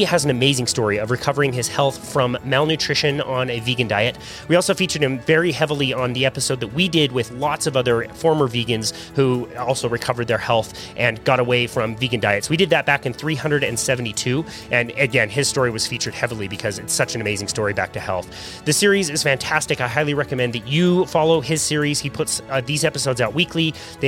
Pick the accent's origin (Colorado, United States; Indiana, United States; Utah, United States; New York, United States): Utah, United States; Salt Lake City; also born or lived in Bismarck, North Dakota; I pretty much have grown up around the Utah area, the Salt Lake area